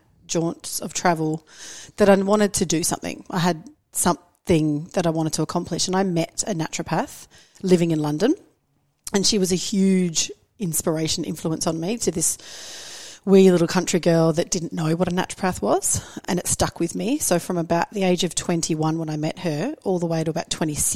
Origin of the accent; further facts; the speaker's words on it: South Australia, Australia; moved away as an adult; also born or lived in United Kingdom / Canada; now in Sunshine Coast, Australia; I am born and raised in South Australia